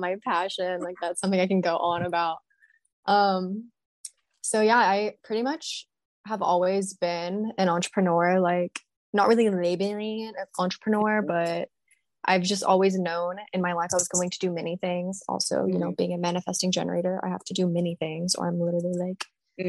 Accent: Texas, United States; I'm from Texas

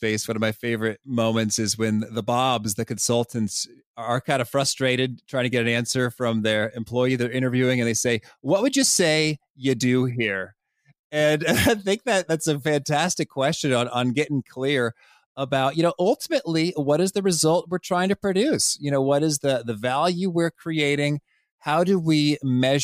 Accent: Danville, Illinois, United States; I would go to the Danville Public Library, where I grew up in Illinois

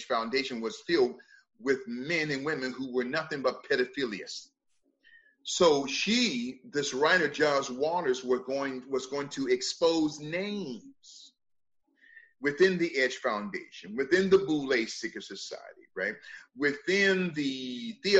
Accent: United States; I am an American

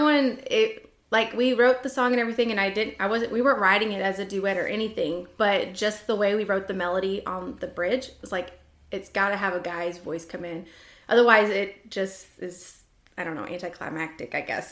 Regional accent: Washington, United States; I grew up in Washington State.

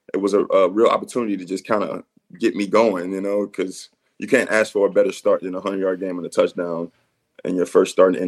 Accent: Westchester, Illinois, United States; moved away as an adult; also born or lived in New Orleans; now in Winnipeg, Canada; I mean, I'm from, Westchester, Illinois. Suburb outside Chicago.

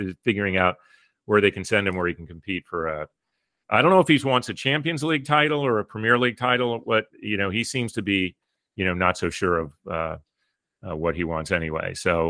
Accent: Pennsylvania, United States; I grew up in Pennsylvania, by the way.

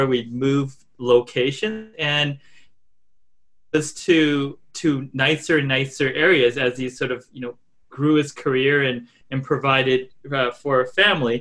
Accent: Canada; also born or lived in Japan; now in Vancouver, Canada; I was three when I came to Canada

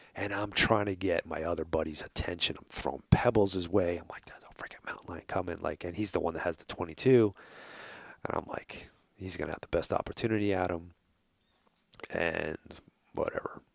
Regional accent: New York, United States; accent: New York; moved away; if you haven't noticed my accent

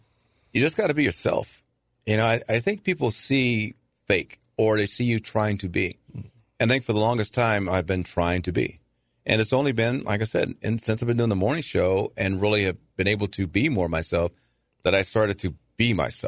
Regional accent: Los Angeles, California, United States; now in Chesterfield, United States; But you know, I grew up in Los Angeles. My grandmother's in South Central Los Angeles, or was in South Central Los Angeles.

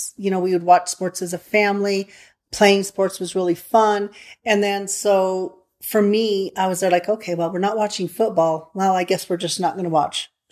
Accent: San Luis Valley, Colorado, United States; I grew up in the San Luis Valley where that's what you did

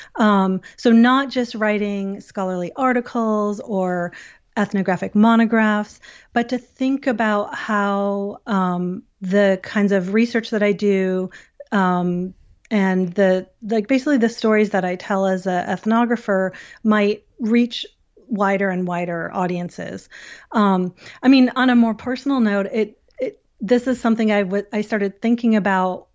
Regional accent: Syracuse, New York, United States; I'm from Syracuse

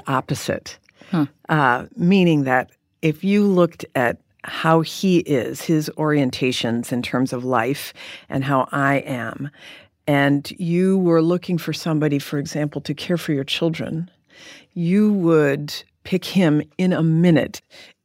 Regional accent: California, United States; moved away as an adult; also born or lived in Michigan; I was from California

